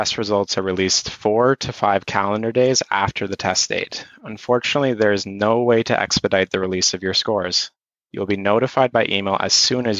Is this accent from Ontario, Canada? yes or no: yes; Ontario, Canada; also born or lived in Belgium; I'm from Ontario, and I recently graduated with an MA in Religious Studies. I've lived and studied abroad in Belgium.